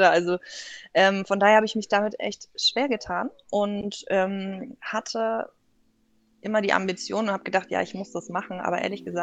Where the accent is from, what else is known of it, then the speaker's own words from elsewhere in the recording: Northern Germany, Germany; Also wie man hört, ähm, ich komme aus dem Norden, ähm, gebürtig, äh, ja